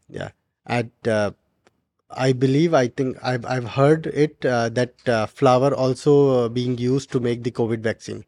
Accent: Uttarakhand, India; now in Dubai, United Arab Emirates; I'm from Uttarakhand

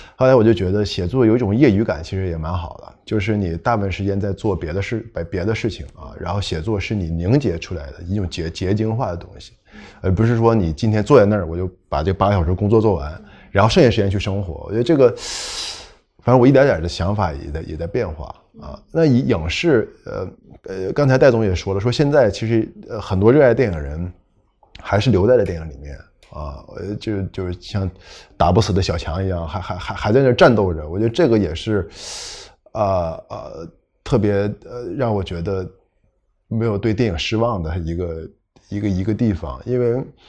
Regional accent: Northeast China, China; accent: Northeastern (Dongbei); 但我说话的口音肯定还是东，东，东北的口音啦

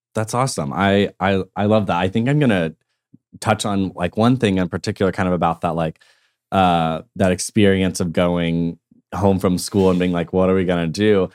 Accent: Tulsa, Oklahoma, United States; coming back to Tulsa was like understanding who I am in my hometown

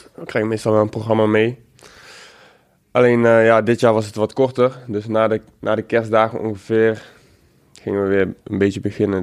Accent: Eindhoven, North Brabant, Netherlands; ik kom uit Eindhoven dus en altijd voor PSV geweest

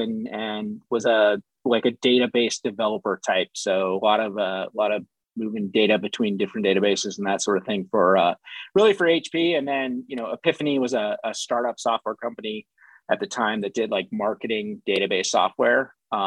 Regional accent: California, United States; moved away; I was from California

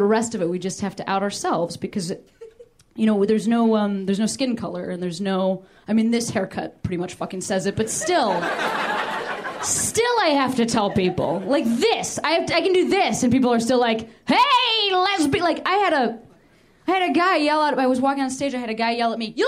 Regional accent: Midwest, United States; I'm from the Midwest

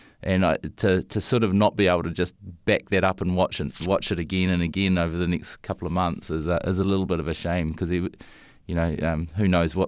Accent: New Zealand; I noticed that they quite often being South Africans or Australians, and I'm the New Zealander, and I keep losing.

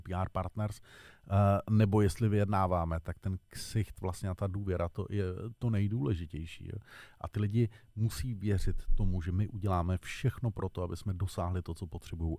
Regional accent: Czechia

